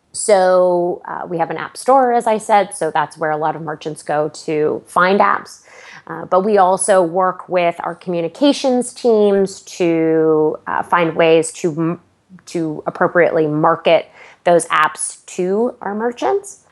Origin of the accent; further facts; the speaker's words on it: Aurora, Ontario, Canada; moved away as an adult; now in United States; I grew up, uh, just outside of Toronto, uh, in the lovely suburb of Aurora